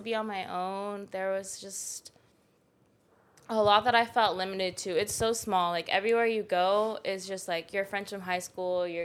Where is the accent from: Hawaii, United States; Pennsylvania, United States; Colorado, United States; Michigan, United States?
Hawaii, United States; Oahu; moved away; I was born and raised in Hawaii